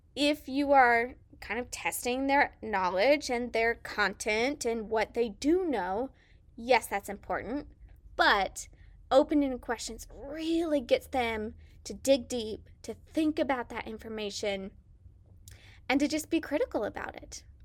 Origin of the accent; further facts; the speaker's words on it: Salina, Kansas, United States; accent: southern twang; moved away as an adult; also born or lived in Mississippi; born and raised in Salina, Kansas